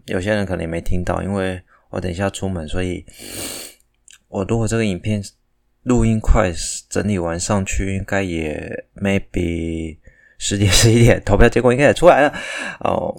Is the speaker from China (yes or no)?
no; Taiwan; 我也是台湾人